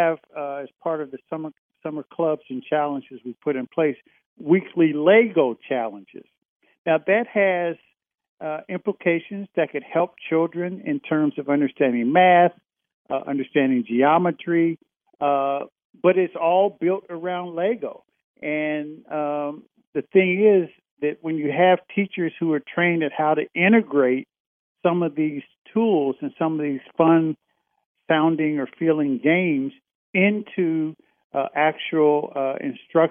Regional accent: Indiana, United States; growing up in Indiana

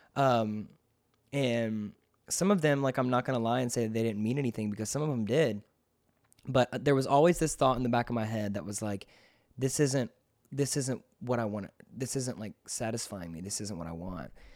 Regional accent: McDonough, Georgia, United States; also born or lived in Rockdale, Georgia; I was raised in nearby McDonough, Georgia

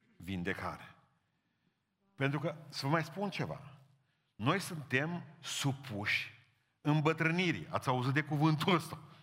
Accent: Romania; suntem din România

